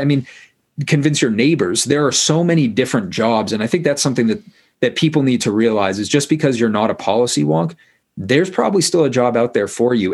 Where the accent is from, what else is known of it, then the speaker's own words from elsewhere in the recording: Maine, United States; I grew up in Maine